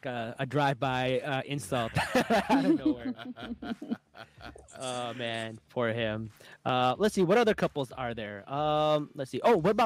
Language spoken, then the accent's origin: English; Pakistan; Like, we're Pakistani. We don't know.